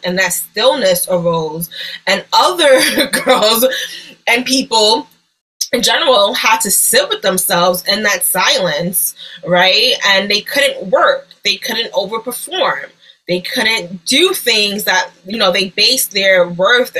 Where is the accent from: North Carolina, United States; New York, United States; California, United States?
New York, United States; I'm from New York. I'm a New Yorker